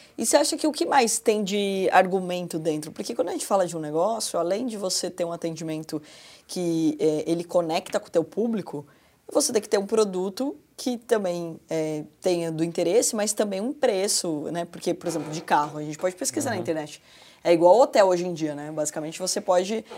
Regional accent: Porto Feliz, São Paulo, Brazil; accent: caipira; eu sou de Porto Feliz, então o caipirês ajuda também

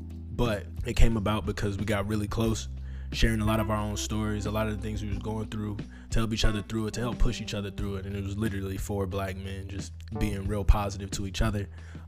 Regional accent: North Chicago, Illinois, United States; also born or lived in Waukegan / Zion / Toledo / East Cleveland; I grew up in Lake County, Illinois, North Chicago specifically. I moved between North Chicago, Waukegan, Zion. I also lived in Ohio, Toledo, East Cleveland, and I graduated high school in Kenosha.

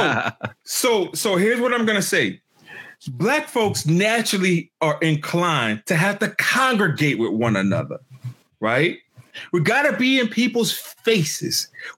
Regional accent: Covington, Louisiana, United States; moved away; I speak to my hometown. I speak to Covington, Louisiana.

